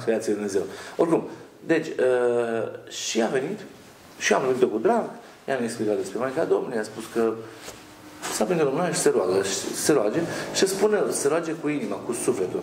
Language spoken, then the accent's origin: Romanian; Romania; now in Italy; noi în Italia vrem să fim italieni, nu mai suntem români